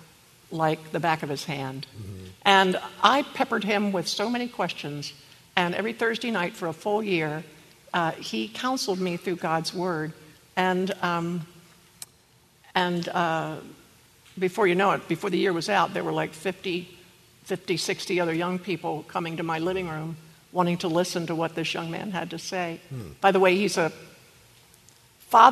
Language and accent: English; Maryland, United States; I'm from Maryland